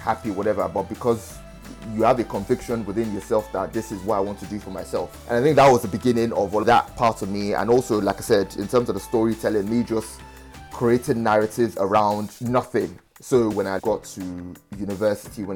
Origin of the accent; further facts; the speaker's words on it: Nigeria; now in London, United Kingdom; I tell people I'm not Nigerian, I'm British